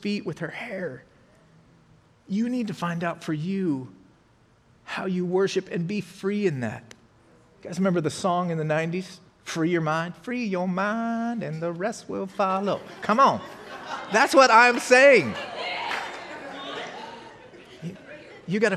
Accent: Colorado, United States; moved away; I'm from Colorado, so when I drive back there

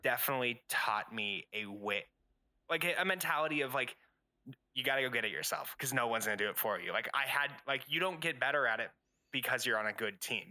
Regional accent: Albuquerque, New Mexico, United States; I'm originally from Albuquerque, New Mexico

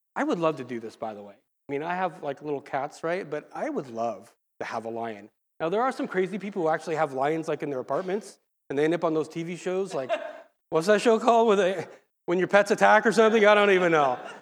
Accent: Lake Forest, California, United States; I grew up in El Toro, Mission Viejo area, Lake Forest now, they changed the name

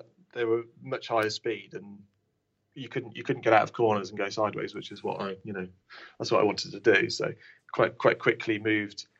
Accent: Lincolnshire, East Midlands, United Kingdom; we're from Lincolnshire

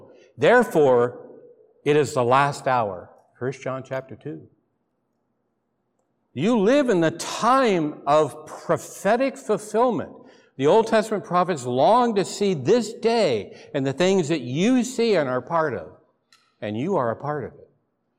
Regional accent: McMinnville, Oregon, United States; but I've admitted I'm from McMinnville, okay? And you're saying, yeah, a big wine place. It was not a wine place. We knew no wine when I was there. It was mud and dirt. I grew up on a dirt road in town.

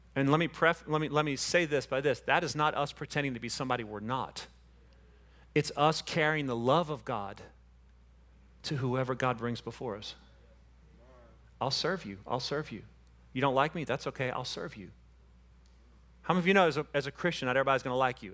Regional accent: Panama City Beach, Florida, United States; I'm from Panama City Beach

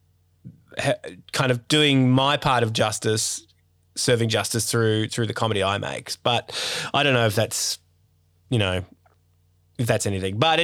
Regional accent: Sydney, New South Wales, Australia; I grew up in Sydney's northwest suburbs, and I had a pretty privileged kind of life.

